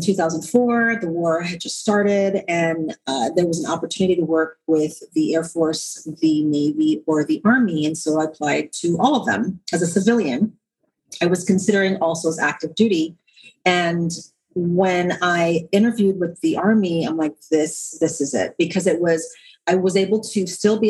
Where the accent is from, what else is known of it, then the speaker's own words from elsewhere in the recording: St. Croix, U.S. Virgin Islands; moved away; So I'm originally from the Caribbean. So I was born and raised on the island of St. Croix in the Virgin Islands.